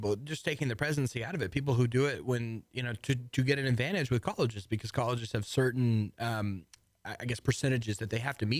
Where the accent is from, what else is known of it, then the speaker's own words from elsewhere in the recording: Texas, United States; I'm ninth generation Texan.